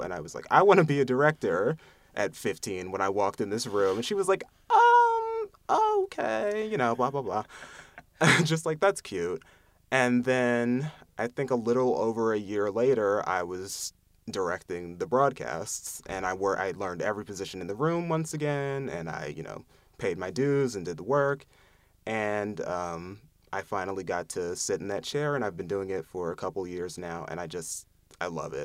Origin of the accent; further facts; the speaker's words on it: Lansdale, Pennsylvania, United States; I'm from Lansdale, Pennsylvania, which is a suburb, uh, maybe thirty minutes outside of Philadelphia